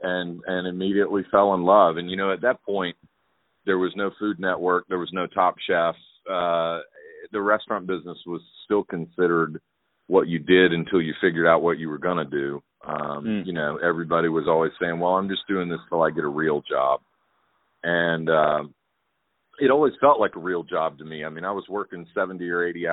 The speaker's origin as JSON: {"language": "English", "town": "Atlanta", "region": "Georgia", "country": "United States", "tie": "born or raised there", "also_born_or_lived": "Charleston", "moved": "as an adult", "said": "I grew up in Atlanta"}